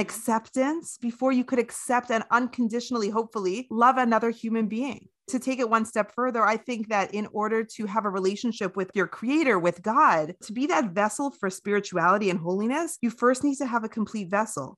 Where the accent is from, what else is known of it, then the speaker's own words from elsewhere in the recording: Canada; my childhood in Canada, freezing cold Canada